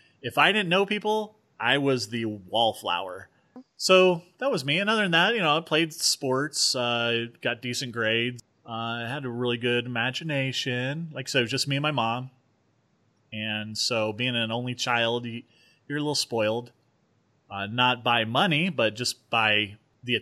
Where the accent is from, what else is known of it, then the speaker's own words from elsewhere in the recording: Norwalk, California, United States; also born or lived in Moreno Valley, California / Norco, California; I grew up in Southern California